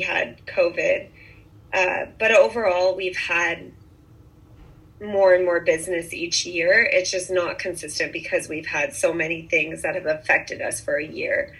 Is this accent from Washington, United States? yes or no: yes; Bainbridge Island, Washington, United States; moved away as an adult; also born or lived in Santa Barbara, California; now in Montecito, United States; I grew up in on Bainbridge Island, Washington. It's a little island off of Seattle.